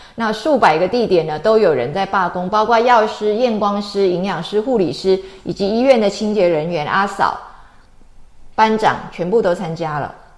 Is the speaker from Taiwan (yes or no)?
yes; Taiwan; 我们台湾人来讲的话，其实就是蛮nice的哦